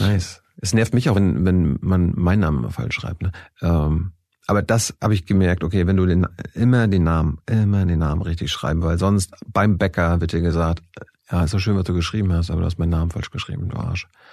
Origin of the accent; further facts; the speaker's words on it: Mecklenburg-Vorpommern, Germany; also born or lived in Texas; ich stamme aus der DDR, äh, ich komme äh, aus Mecklenburg-Vorpommern vom Land